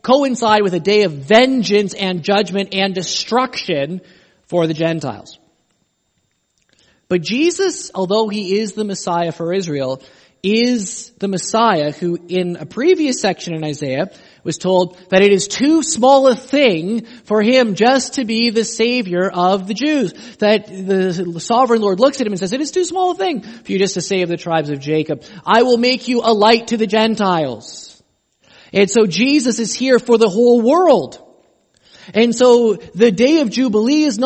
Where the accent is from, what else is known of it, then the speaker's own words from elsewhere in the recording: Canada; I'm Canadian